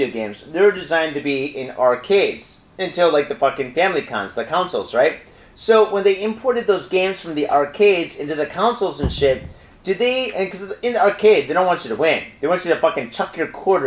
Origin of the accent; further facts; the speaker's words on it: Midwest, United States; now in Japan; I grew up in the Midwest